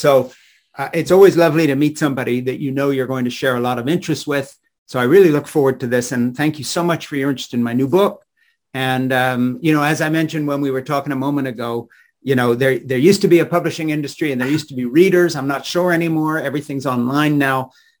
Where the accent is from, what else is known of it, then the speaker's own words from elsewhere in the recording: Switzerland; I was raised in Switzerland by evangelical missionary parents, Francis and Edith Schaefer